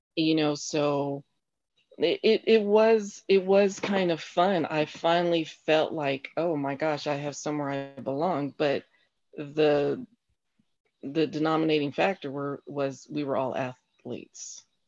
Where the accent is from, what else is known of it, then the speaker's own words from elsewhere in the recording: Colorado Springs, Colorado, United States; now in Huntsville, United States; I grew up in Colorado Springs, uh, Colorado